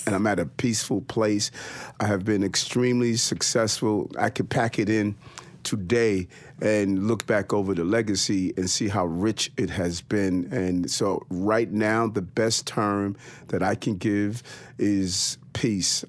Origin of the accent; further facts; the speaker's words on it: New York City, New York, United States; also born or lived in Brooklyn, New York; I was born in Brooklyn on Gates Avenue, and my mother, uh, moved us to South Jamaica, Queens